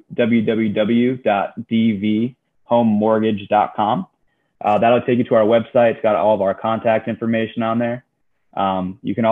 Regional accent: Florida, United States; I'm from Florida, like I said, but my dad's from right outside Pittsburgh.

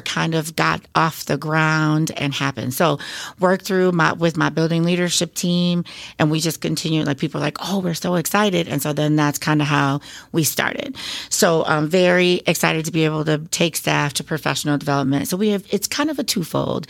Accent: Beloit, Wisconsin, United States; also born or lived in Oshkosh, Wisconsin; I come from kind of a couple large families in the Beloit and South Beloit area

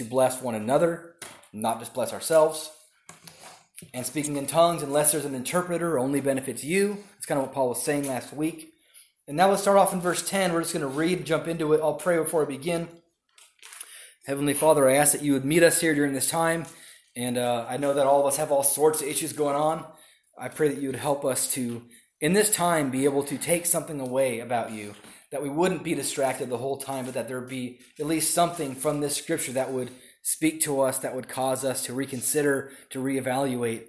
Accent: Southern California, United States; When I was younger, growing up in Southern California

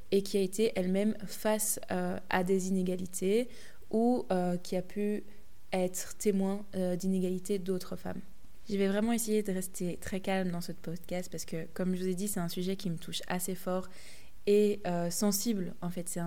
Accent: Belgium; les faits de société qu'il y a chez nous en Belgique, en France, en Europe, mais aussi à l'international.

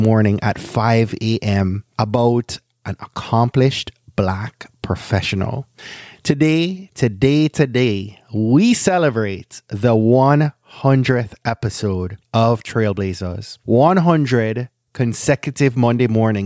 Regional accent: Jamaica; I'm a Jamaican

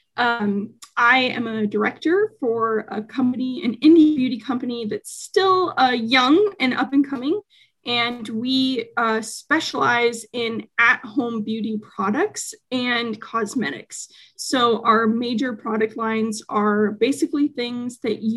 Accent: Spokane, Washington, United States; also born or lived in Seattle, Washington; my hometown, Spokane, Washington

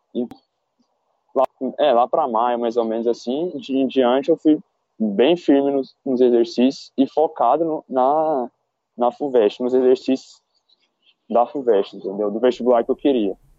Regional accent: Goiânia, Goiás, Brazil; moved away as an adult; also born or lived in Brasília; now in São Paulo, Brazil; eu sou de Goiânia, é, nasci em Brasília

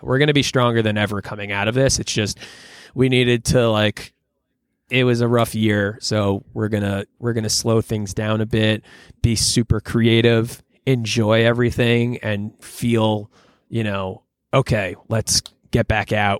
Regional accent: Long Island, New York, United States; moved away; also born or lived in Philadelphia; I grew up on Long Island and only about an hour from New York City.

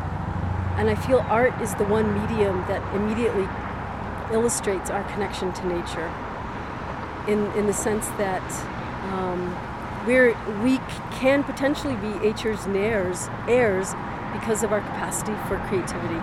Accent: Valencia County, New Mexico, United States; I was born in the Middle Rio Grande Bosque area down in Valencia County

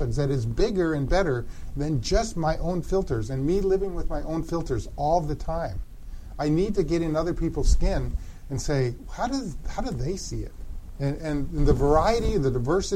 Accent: Denver, Colorado, United States; also born or lived in Grand Rapids, Michigan; I grew up in the Dutch Reformed tribe out of Denver, Colorado

